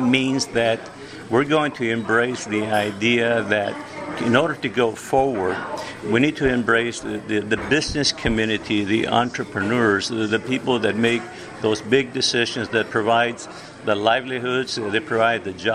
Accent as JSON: {"language": "English", "town": "Mission", "region": "Texas", "country": "United States", "tie": "born or raised there", "said": "I was born in Mission, Texas, and I went to the local schools"}